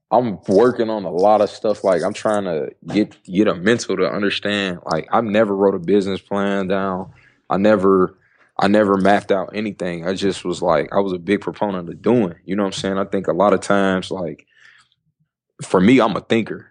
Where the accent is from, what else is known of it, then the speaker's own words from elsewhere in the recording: Dayton, Ohio, United States; moved away; also born or lived in Syracuse, New York; I was born in Syracuse, New York, but Dayton, Ohio, West Dayton, Ohio is my home. Um, I grew up in the Midwest